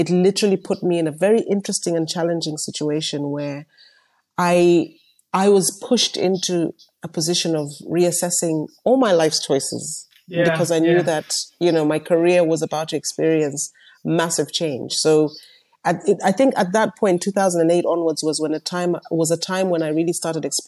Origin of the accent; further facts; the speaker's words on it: Malawi; also born or lived in United Kingdom / United States; now in South Africa; I am born and raised in Malawi